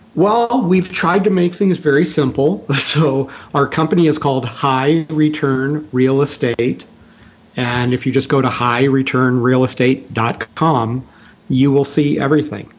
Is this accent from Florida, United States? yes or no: no; Minnesota, United States; also born or lived in Texas; now in Indiana, United States; my youth in Minnesota